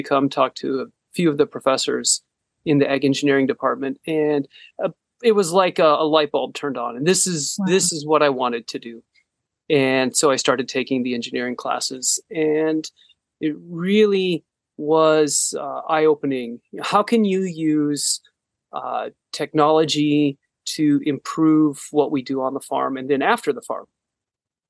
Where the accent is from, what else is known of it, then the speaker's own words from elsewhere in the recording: Northwest Iowa, United States; now in Ames, United States; I was born in Northwest Iowa, a small town, about 1,000 people